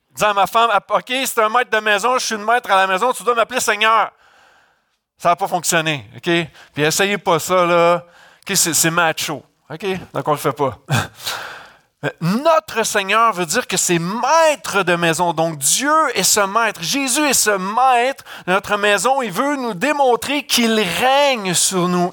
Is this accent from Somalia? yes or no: no; Canada; je viens du Canada